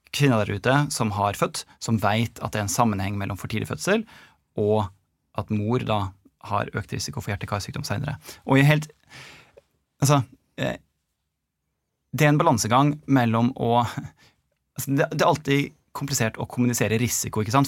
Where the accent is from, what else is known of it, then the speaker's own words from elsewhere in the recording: Molde, Møre og Romsdal, Norway; moved away as an adult; also born or lived in Trondheim / Oslo; now in United States; jeg er fra Molde. Eh, født og oppvokst.